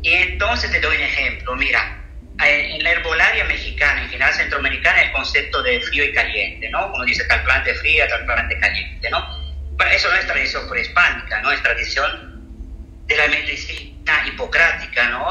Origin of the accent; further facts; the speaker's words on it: Southern Italy, Italy; Spanish is a second language; moved away; yo soy de europea, del sur del Mediterráneo, del sur de Italia